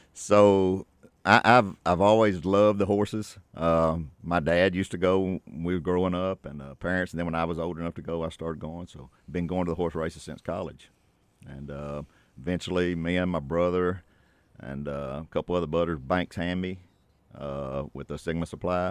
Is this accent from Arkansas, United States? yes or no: yes; Southeast Arkansas, United States; I grew up in Southeast Arkansas as a, uh, my dad was a farmer and, uh, been, been around Southeast Arkansas my whole life and grew up on a farm